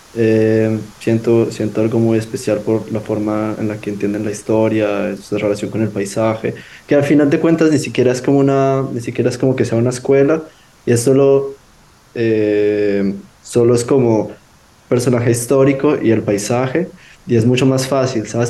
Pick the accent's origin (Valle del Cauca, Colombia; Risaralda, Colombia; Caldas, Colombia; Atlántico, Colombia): Caldas, Colombia; Manizales; moved away; Yo soy de Manizales